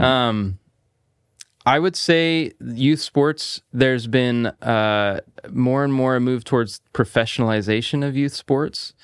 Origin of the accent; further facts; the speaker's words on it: Salem, Oregon, United States; I actually grew up here in Salem. So, I, I was raised here